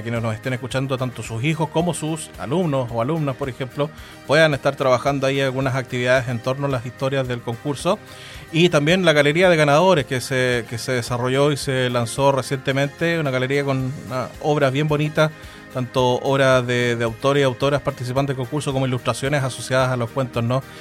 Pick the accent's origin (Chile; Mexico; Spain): Chile; lo que somos como chilenos